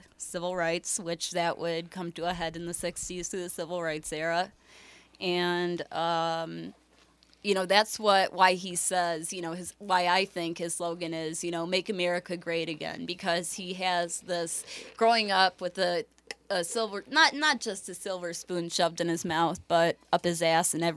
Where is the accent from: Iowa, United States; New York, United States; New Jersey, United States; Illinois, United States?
Illinois, United States; Chicago Heights; also born or lived in Park Forest; I grew up in Chicago Heights, Park Forest